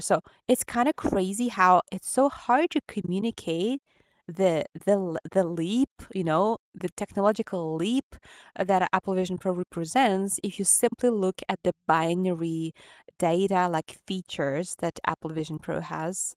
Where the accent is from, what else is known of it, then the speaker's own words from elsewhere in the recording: Ukraine; accent: Ukrainian; English is a second language; my Ukrainian accent